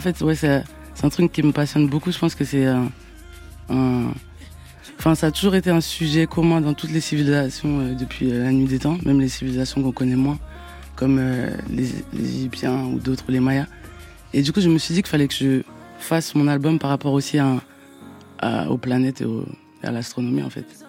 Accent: Abidjan, Côte d’Ivoire; je viens de Yopougon. Ma mère, elle vient de Yopougon.

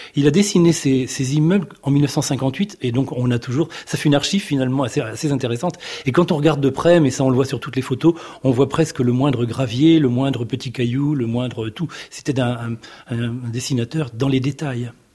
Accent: Bourges, Centre-Val de Loire, France; Quand j'étais petit, j'étais à Bourges.

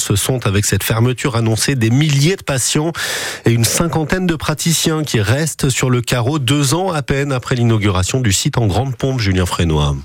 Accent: Belgium; moved away as an adult; now in Saint-Étienne, France; je viens de Belgique

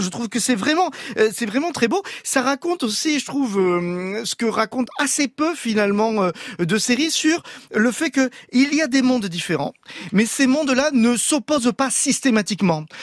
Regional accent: France; nous, en tant que Français

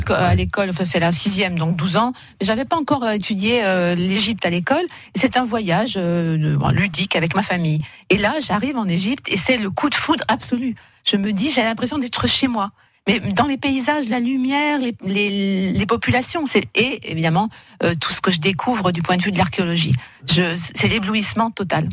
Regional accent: Saint-Étienne, Auvergne-Rhône-Alpes, France; moved away as an adult; now in Montpellier, France; je suis stéphanoise

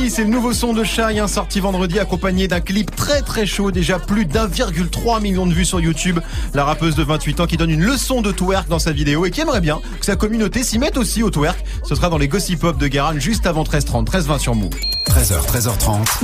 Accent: France; chez nous en France

